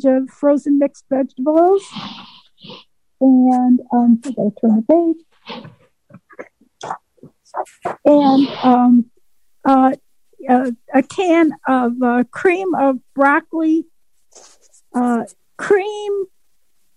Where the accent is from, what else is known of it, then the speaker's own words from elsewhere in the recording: Waynesville, North Carolina, United States; I'm from Waynesville, North Carolina, the mountains of North Carolina.